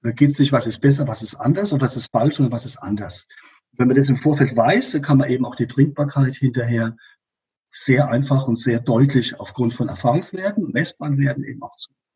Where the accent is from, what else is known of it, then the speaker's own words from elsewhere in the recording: Rhineland-Palatinate, Germany; in der Pfalz, wo ich herkomme